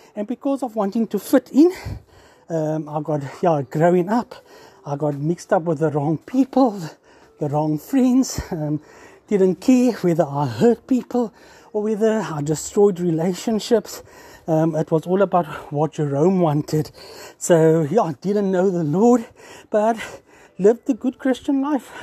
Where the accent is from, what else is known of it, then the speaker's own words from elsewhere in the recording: Cape Town, Western Cape, South Africa; 47 years old, born and bred in Cape Town